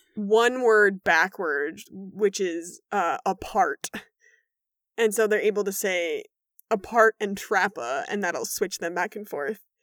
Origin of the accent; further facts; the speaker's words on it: Wisconsin, United States; now in Los Angeles, United States; I grew up in Wisconsin where winter is, uh, three quarters of the year